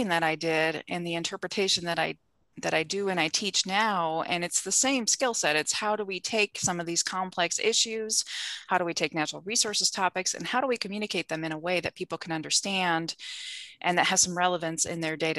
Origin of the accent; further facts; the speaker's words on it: southwestern Wisconsin, United States; The small town that I grew up in southwestern Wisconsin, my mom started a weekly newspaper in my hometown